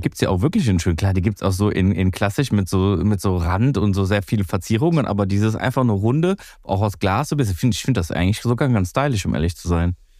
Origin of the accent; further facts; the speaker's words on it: Greece; bei uns in Griechenland